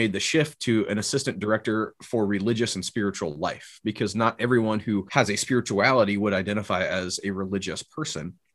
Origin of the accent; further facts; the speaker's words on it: Orrville, Ohio, United States; moved away; I was up in my hometown in Orrville, Ohio for a week